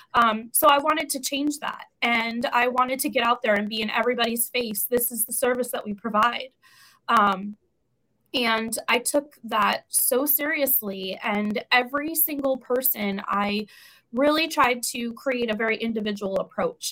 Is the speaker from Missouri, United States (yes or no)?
no; New York, United States; moved away as an adult; also born or lived in Florida / Tennessee / South Carolina; now in California, United States; I'm from New York originally.